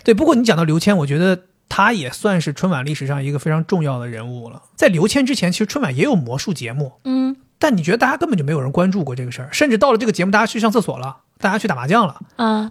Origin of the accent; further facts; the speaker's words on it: Dalian, Liaoning, China; moved away; 我们东北人，尤其是我们辽宁这边儿，嗯。每年最重要的还是要等赵本山